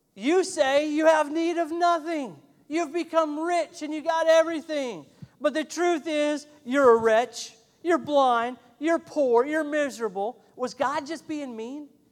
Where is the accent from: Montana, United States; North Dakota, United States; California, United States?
Montana, United States; moved away; I'm from Montana originally, and I love fly fishing and we have a world class trout stream that runs right through my hometown